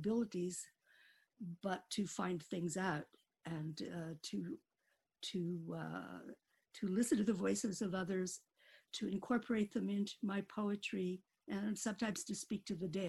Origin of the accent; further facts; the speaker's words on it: Needles, California, United States; moved away; I grew up in Needles, California, which is a very tiny town in the Mojave Desert